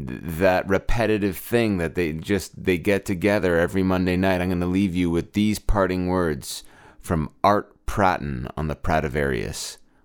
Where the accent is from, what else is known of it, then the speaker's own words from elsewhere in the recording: Brampton, Ontario, Canada; in my hometown of Brampton, Ontario.